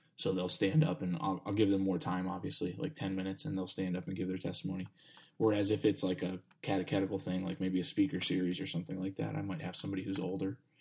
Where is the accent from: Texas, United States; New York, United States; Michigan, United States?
Texas, United States; now in Pittsburgh, United States; I'm, I'm from Texas